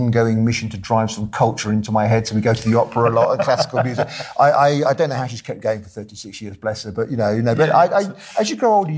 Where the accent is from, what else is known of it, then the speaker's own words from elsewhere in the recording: United Kingdom; I grew up in Britain in the late 70s and the early 80s